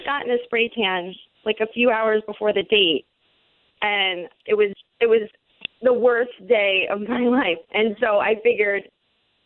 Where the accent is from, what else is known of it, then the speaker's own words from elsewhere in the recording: Central Florida, United States; we're both from Central Florida